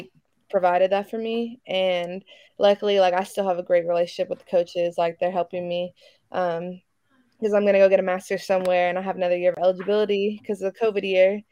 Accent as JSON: {"language": "English", "town": "Fresno", "region": "California", "country": "United States", "also_born_or_lived": "Santa Barbara, California / Manhattan, Kansas", "moved": "as an adult", "lives_now": "Atlanta, United States", "said": "I'm from Fresno, California"}